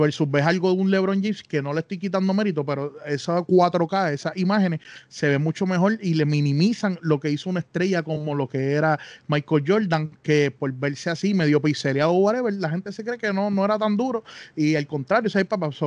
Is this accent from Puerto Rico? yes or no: yes; Bayamón, Puerto Rico; somos de Bayamón